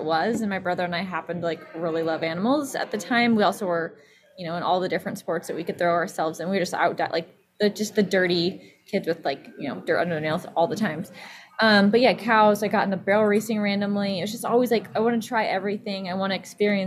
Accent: Snoqualmie Valley, Washington, United States; I grew up in Snoqualmie Valley, which is not as rural as it used to be

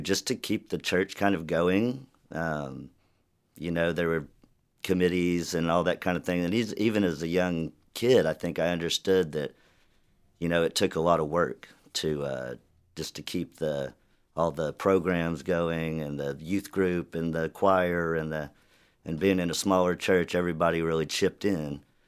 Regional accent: Chickasha, Oklahoma, United States; now in Norman, United States; I grew up in Chickasha, Oklahoma

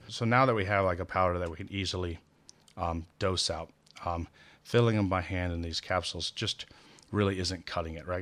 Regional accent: Midwest, United States; being a Midwesterner

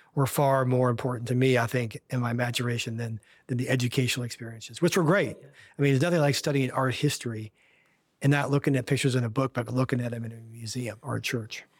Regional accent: Kansas City, United States; moved away as an adult; now in Washington, D.C., United States; I grew up in Kansas City

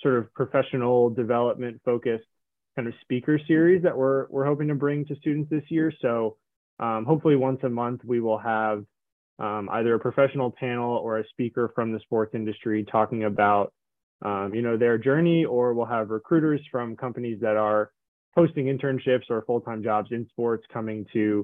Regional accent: Maryland, United States; moved away; I am originally from Maryland, right outside of DC.

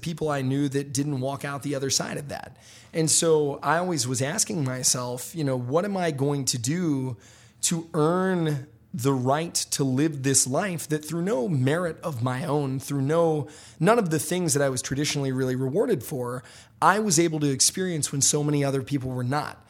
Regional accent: Memphis, Tennessee, United States; I grew up in Memphis, Tennessee. You know, my, I, I grew up in Hickory Hill, Memphis

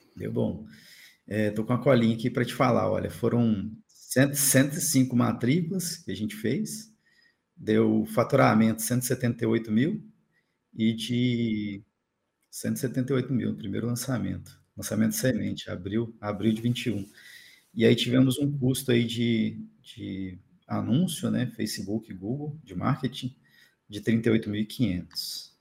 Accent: Cachoeiro de Itapemirim, Espírito Santo, Brazil; moved away as an adult; now in Florianópolis, Brazil; Sou natural de Cachoeira da Pimirim, Espírito Santo. Sou do Espírito Santo

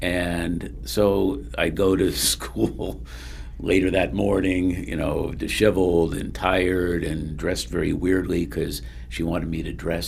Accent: Bridgeport, Connecticut, United States; also born or lived in Delaware; I was born in Delaware, grew up mostly in Connecticut in the Bridgeport, West Haven area. Mm-hmm. I alternated between those two. But I lived in practically every town in Connecticut at some point in my life.

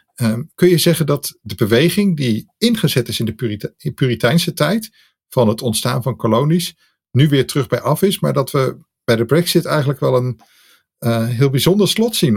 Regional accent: Netherlands; wij Nederlanders

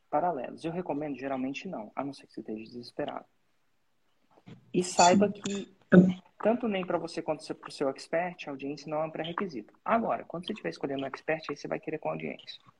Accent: Porto Alegre, Rio Grande do Sul, Brazil; sou de Porto Alegre, Porto Alegre, Rio Grande do Sul.

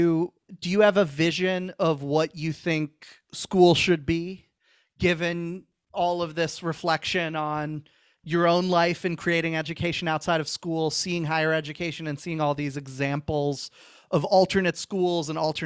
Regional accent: Falls Church, Virginia, United States; I'm from Falls Church, Virginia.

